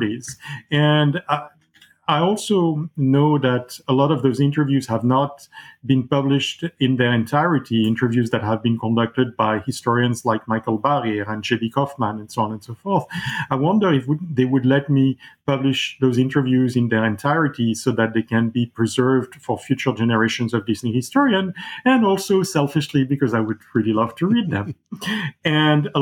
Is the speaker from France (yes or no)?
yes; Paris, Île-de-France, France; I grew up in Paris